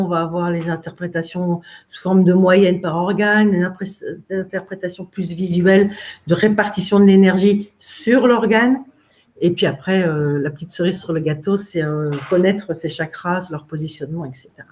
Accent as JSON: {"language": "French", "region": "Brittany", "country": "France", "moved": "yes", "said": "je suis bretonne"}